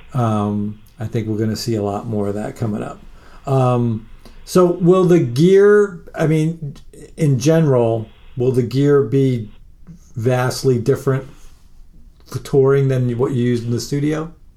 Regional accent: Long Island, New York, United States; I grew up in Long Island or on Long Island

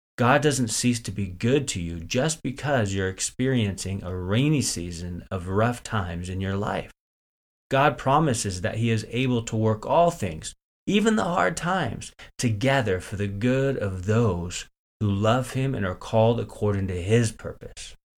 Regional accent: Northern California, United States; I grew up in Northern California

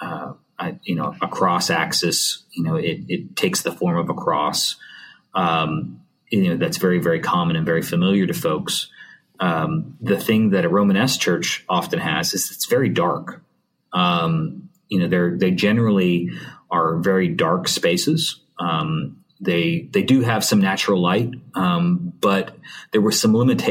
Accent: Montreal, Quebec, Canada; I'm from Montreal, so I speak a little French.

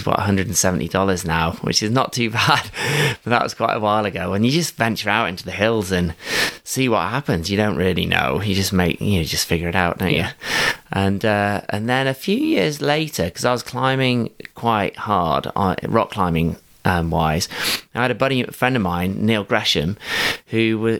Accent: South West England, United Kingdom; And I was from Somerset or, you know, various other places, but I'd never seen mountains like that before.

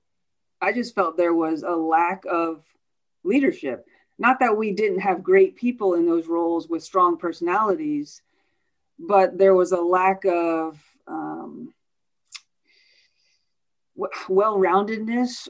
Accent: United States; moved away as an adult; also born or lived in Indiana; now in Orlando, United States; I grew up outside of Washington, D.C. So grew up a city girl

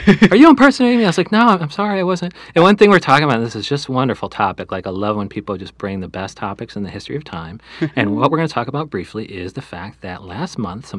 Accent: Illinois, United States; I'm from Illinois

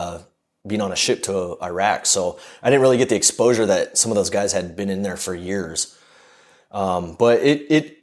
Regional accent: Southern California, United States; I'm from Southern California

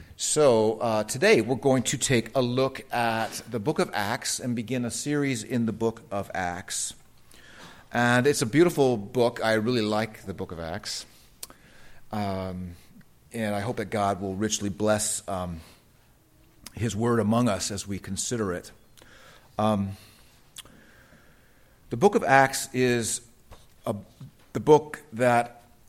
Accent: United States; I'm an American

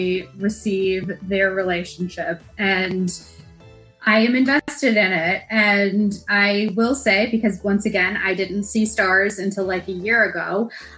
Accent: United States; an American

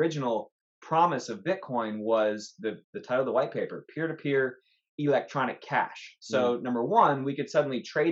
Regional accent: Los Angeles, California, United States; I'm from Los Angeles

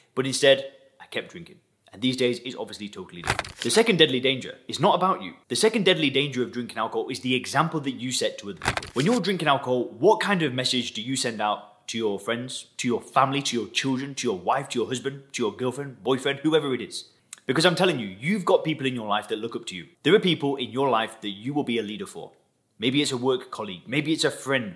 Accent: Lancashire, North West England, United Kingdom; moved away as an adult; also born or lived in Thailand; now in Dubai, United Arab Emirates; I've actually been living outside of England, where I'm originally from. People ask me all the time, where's my accent from? I actually come from Lancashire in the northwest of England

